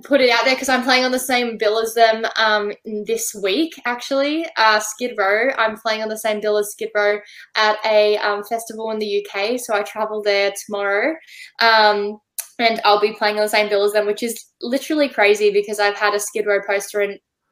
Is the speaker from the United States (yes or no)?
no; Australia; I just recently played my hometown